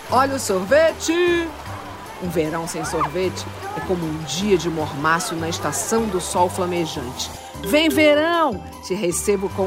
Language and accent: Portuguese; Rio de Janeiro, Brazil; Minha infância foi no Engenho de Dentro, subúrbio do Rio, longe do mar e de sorveterias.